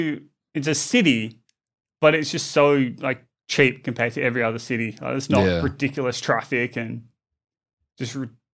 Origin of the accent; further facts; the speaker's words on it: Australia; accent: Australian; used to live in Melbourne for a few months. Okay. And people in Melbourne thought I was British because my Aussie accent is so soft.